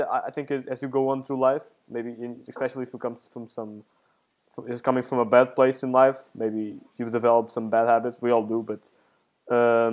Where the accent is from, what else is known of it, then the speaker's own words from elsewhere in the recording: Portugal; moved away as an adult; now in Italy; I came from Portugal to here.